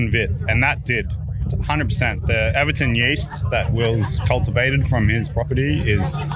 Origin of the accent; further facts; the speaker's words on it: Tweed, New South Wales, Australia; No, no, I'm from Tweed